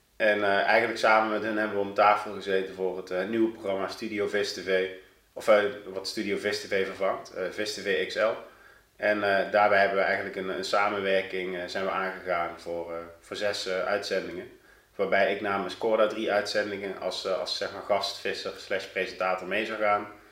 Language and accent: Dutch; Doenrade, Limburg, Netherlands; moved away as an adult; now in Eindhoven, Netherlands; Ik kom uit een heel klein dorpje in de buurt van Sittard, van Zuid-Limburg. Ja? Eh, ehm, dorpje Doenraden. Nou, het is, ik denk als het duizend inwoners heeft, is het heel veel